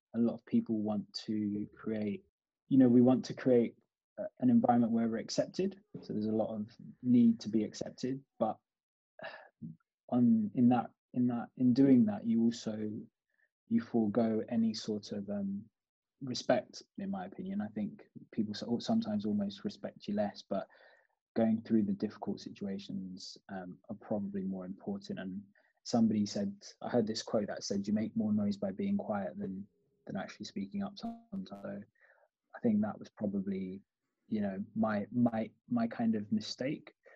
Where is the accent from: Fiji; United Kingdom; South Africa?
United Kingdom; also born or lived in Kampala, Uganda; I was brought up there till I was four, and then came to the UK I've lived in the UK since then